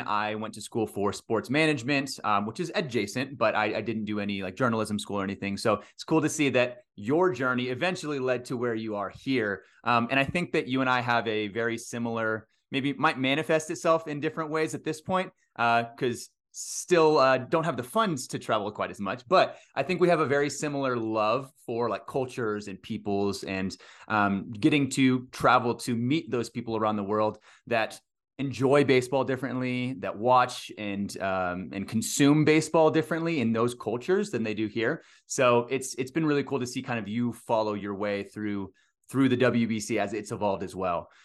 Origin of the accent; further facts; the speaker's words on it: Texas, United States; I grew up in Texas, played baseball all the way through high school